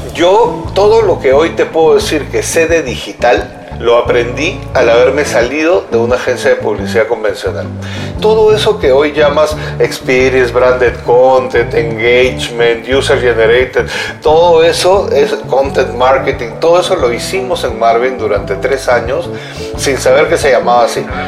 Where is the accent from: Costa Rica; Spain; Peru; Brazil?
Peru; also born or lived in Colombia; now in Mexico City, Mexico; había regresado a, mi país y, estando en mi país, después de 24 años que no vivía allá